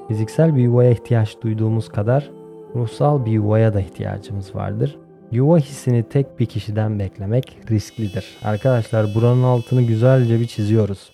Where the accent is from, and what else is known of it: Turkey; also born or lived in Kalkan / Istanbul